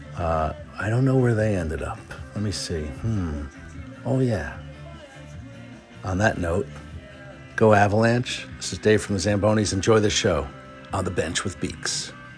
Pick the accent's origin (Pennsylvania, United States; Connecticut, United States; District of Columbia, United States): Connecticut, United States; we're from Connecticut, and uh, I was a huge Hartford Whalers fan